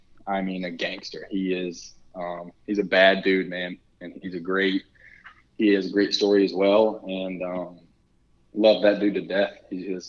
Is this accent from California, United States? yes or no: no; Texas, United States; accent: a little bit of an accent from the South; I do have a little bit of a draw, a little bit of an accent from the South